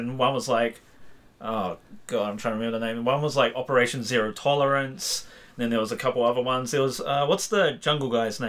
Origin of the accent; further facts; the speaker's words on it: Whangarei, Northland, New Zealand; moved away; where I grew up in Whangarei, like it was so hard to find anything like that until I moved, basically.